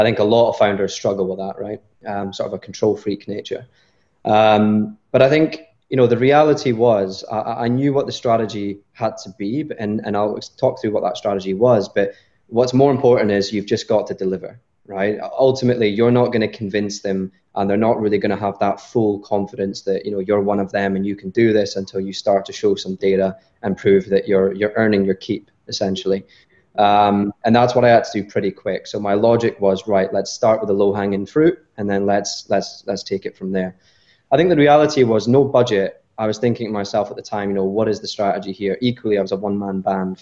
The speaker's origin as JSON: {"language": "English", "region": "Scotland", "country": "United Kingdom", "said": "I'm Scottish."}